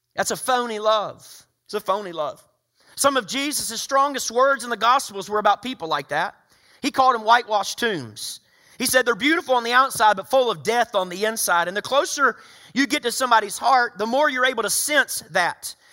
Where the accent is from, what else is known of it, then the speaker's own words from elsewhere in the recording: the South, United States; growing up in the South